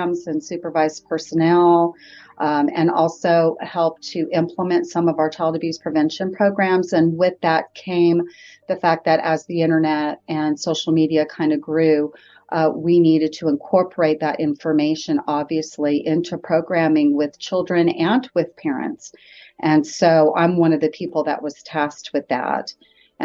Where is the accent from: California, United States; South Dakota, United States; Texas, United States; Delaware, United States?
California, United States; Riverside; moved away as an adult; now in Huntsville, United States; I am actually from Southern California, and I grew up in Riverside